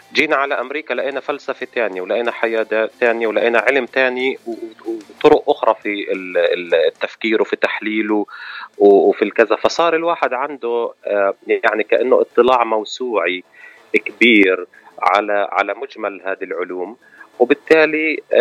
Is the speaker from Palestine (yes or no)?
yes; Ramallah, West Bank, Palestine; moved away as an adult; also born or lived in Jordan / San Francisco / New York; now in United States; أنا من من فلسطين آه المولد في مدينة رام الله